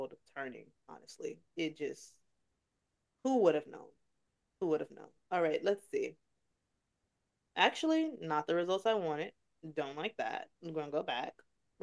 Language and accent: English; Chicago, Illinois, United States; I'm from Chicago